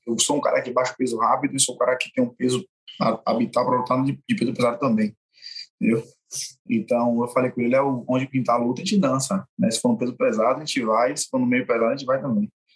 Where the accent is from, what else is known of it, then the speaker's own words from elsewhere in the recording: Brazil; Eu sou brasileiro, sou, não sou do contra, sou brasileiro